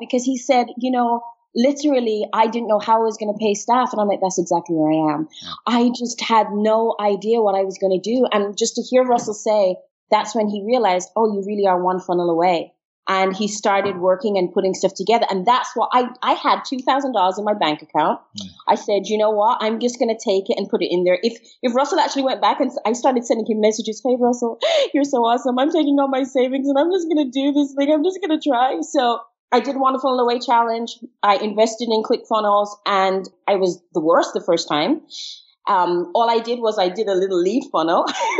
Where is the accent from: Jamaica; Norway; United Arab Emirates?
Jamaica; also born or lived in England / Trinidad and Tobago; now in Barbados; So I was born in England, but my parents are Jamaican. So I grew up in Jamaica, moved to multiple countries.